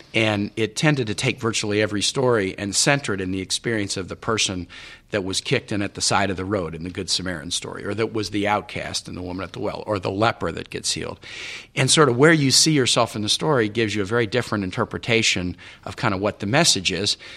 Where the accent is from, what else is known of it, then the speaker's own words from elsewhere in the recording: Kansas City, United States; also born or lived in Richmond, Virginia / Honduras; now in Virginia, United States; I'm from Kansas City. I mean, I'm not really a Virginian